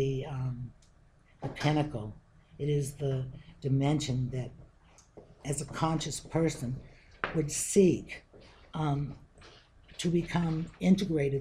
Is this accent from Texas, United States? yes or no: no; Western Massachusetts, United States; now in West Boylston, United States; I come from Western Massachusetts